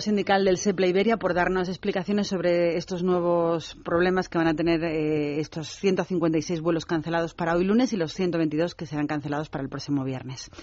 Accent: Spain

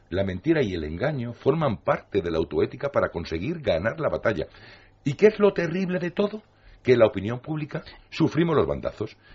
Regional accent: Spain; pero somos solidarios los españoles, ¿no? somos rebeldes, tenemos un puntito de anarquía.

